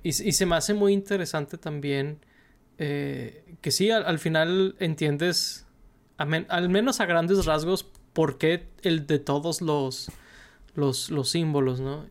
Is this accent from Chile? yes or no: no; Mexico; de origen mexicano, igual que un servidor